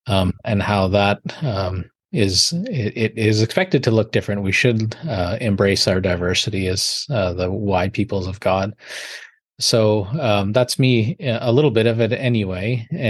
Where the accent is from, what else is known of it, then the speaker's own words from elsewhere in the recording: Winnipeg, Manitoba, Canada; moved away as an adult; now in Wolfville, Canada; I'm a professor at Acadia, but I'm originally from Winnipeg, Manitoba. So I grew up there all my life. That's Treaty 1 territory. But I have ancestors in Treaty 1, 2, 3 and 5.